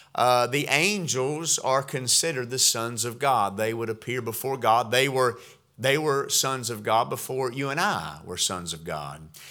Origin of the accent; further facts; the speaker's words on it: Georgia, United States; now in West Virginia, United States; growing up in Georgia